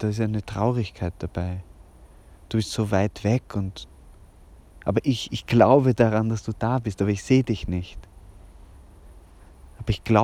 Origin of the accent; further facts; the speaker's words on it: Vienna, Austria; ja, im, im, in Hernals, also eigentlich in Otterkring, aber wir sind da ja nicht so genau. Ich bin, bin ein waschechter Wiener. Mein Vater kommt aus der Steiermark, meine Mutter aus Ungarn, wienerischer geht es gar nicht.